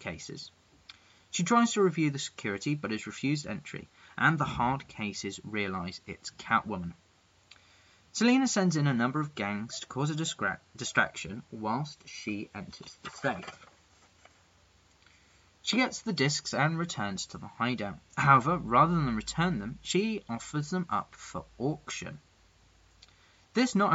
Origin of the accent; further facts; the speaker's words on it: England, United Kingdom; I'm that English guy